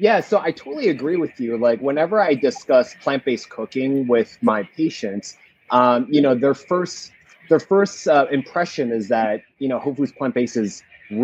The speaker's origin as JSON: {"language": "English", "region": "New Jersey", "country": "United States", "tie": "born or raised there", "also_born_or_lived": "West Virginia", "moved": "as an adult", "lives_now": "Los Angeles, United States", "said": "Growing up in Jersey, you know, we had a lot of Asian and Indian markets"}